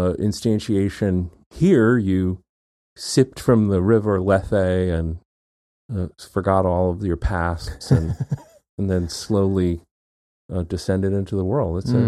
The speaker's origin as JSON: {"language": "English", "town": "Houlton", "region": "Maine", "country": "United States", "tie": "born there", "said": "which is the hospital I was born in Holton, Maine."}